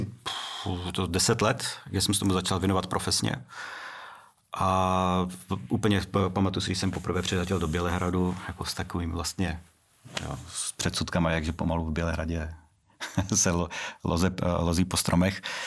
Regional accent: Brno, South Moravian Region, Czechia; já jsem z Brna a vždycky prostě jsem, říkám, že jsem z Brna

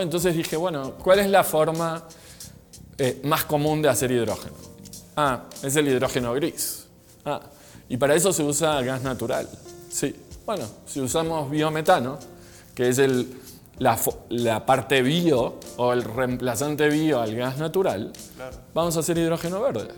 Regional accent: Argentina; now in Mexico; soy argentino, Vivo en México hace 21 años.

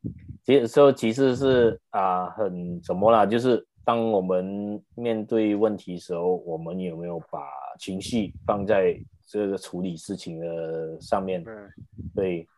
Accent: Malaysia; accent: Malaysian; 我们马来西亚人的口音

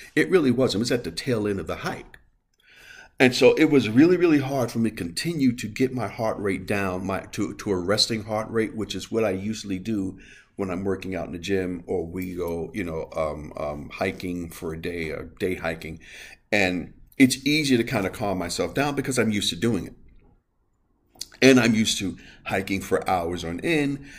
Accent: New York City, New York, United States; I am from the Bronx. I am from New York

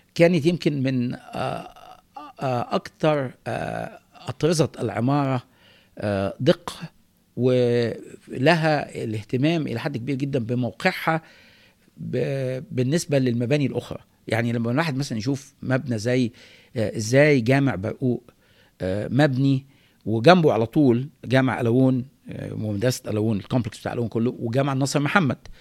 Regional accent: Cairo, Cairo Governorate, Egypt; انا نشات في القاهره في فتره معينه فتره زمنيه هي فتره الستينات واوائل السبعينات

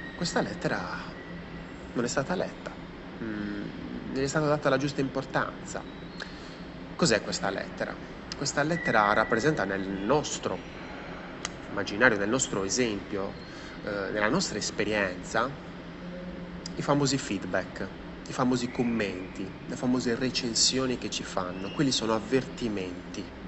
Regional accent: Sardinia, Italy; moved away; è bruciata parte della mia terra

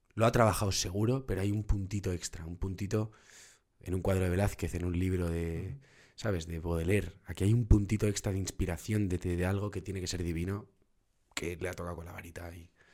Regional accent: Madrid, Community of Madrid, Spain; Nací en Madrid y soy muy, muy madraca, tío, muy madraca

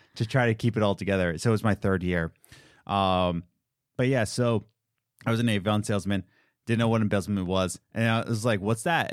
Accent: Philadelphia, Pennsylvania, United States; I'm from Philadelphia

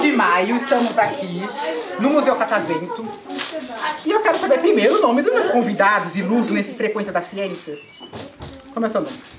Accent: São Paulo, Brazil; eu nasci aqui em São Paulo mesmo

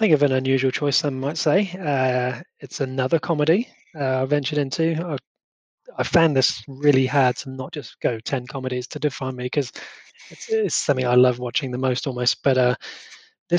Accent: West Country, South West England, United Kingdom; where I grew up in the West Country of the UK

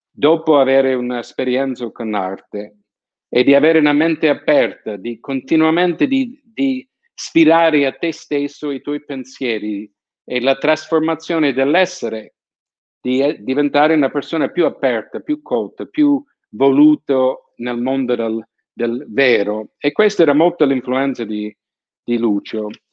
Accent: San Francisco, California, United States; moved away; also born or lived in Naples; sono di San Francisco, sono abituato a ai terremoti

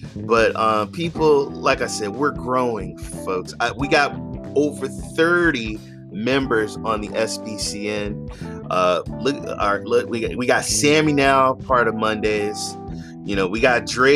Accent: North Carolina, United States; now in California, United States; I live in California, but my home state is North Carolina

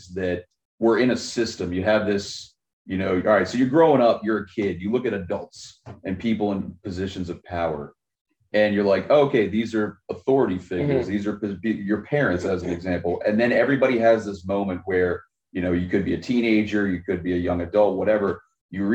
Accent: Baltimore, Maryland, United States; moved away; also born or lived in Virginia; I'm from Baltimore originally

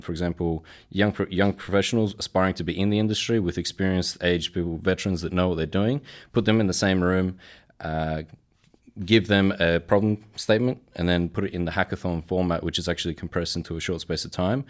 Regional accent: Australia; I'm Polish in background and I was born and raised in Australia.

